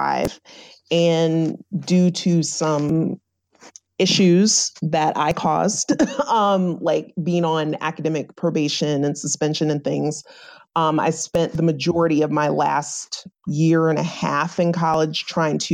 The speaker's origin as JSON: {"language": "English", "region": "Virginia", "country": "United States", "moved": "as an adult", "lives_now": "Rhode Island, United States", "said": "I'm originally from Virginia."}